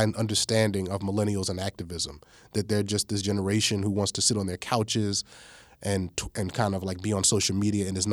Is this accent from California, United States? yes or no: no; New York, United States; moved away; also born or lived in East Coast; I was born in New York. I've lived on the East Coast, various places